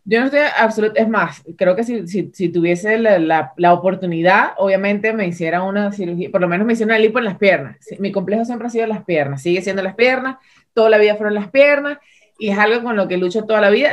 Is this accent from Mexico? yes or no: no; Venezuela; ambas dos somos venezolanas